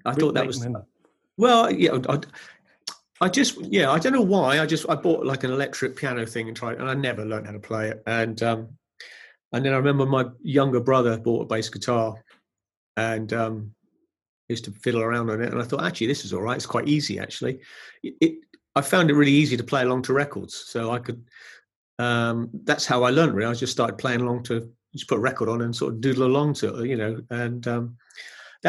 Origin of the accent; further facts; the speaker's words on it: Brighton, South East England, United Kingdom; I was brought up in Brighton, so I had a bohemian-type sort of environment. I was living in Brighton.